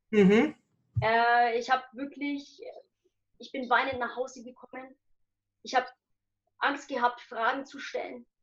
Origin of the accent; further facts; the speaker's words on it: Nuremberg, Bavaria, Germany; Und äh, ich bin in Deutschland geboren, also genau hier in Nürnberg. Ich bin hier geboren und aufgewachsen.